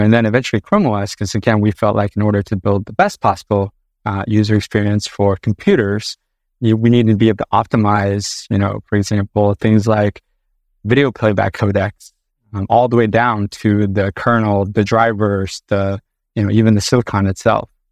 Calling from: Sunnyvale, California, United States; I am calling in from California today, uh, specifically Sunnyvale, California

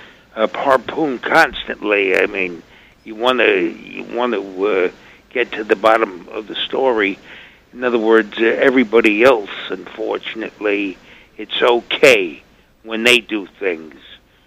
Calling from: Bronx, New York, United States; Yes, hello. I'm from the Bronx here.

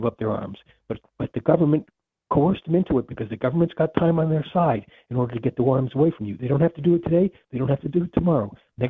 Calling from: Charleston, South Carolina, United States; I'm calling from Charleston, South Carolina.

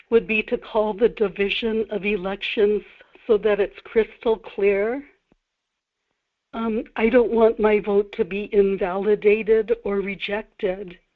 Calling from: Kodiak, Alaska, United States; in Kodiak.

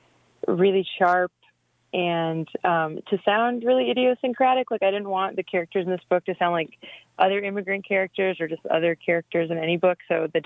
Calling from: Iowa City, Iowa, United States; I'm calling from Iowa City, Iowa, where I live.

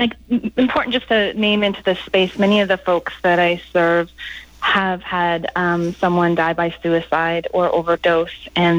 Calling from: Vancouver Island, British Columbia, Canada; yes, I'm calling from Vancouver Island, west coast of Canada, on the ancestral lands of the Coast Salish Lekwungen-speaking people.

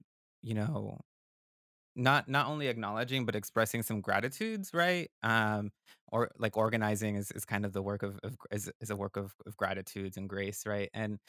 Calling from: Durham, North Carolina, United States; And I'm calling from the South, and Durham, North Carolina.

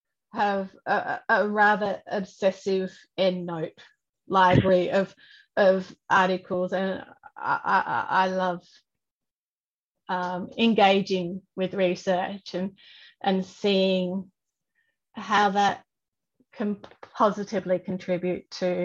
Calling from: Victoria, Australia; I am coming from the Wurundjeri land, and I love that my desk gets to look out at the trees

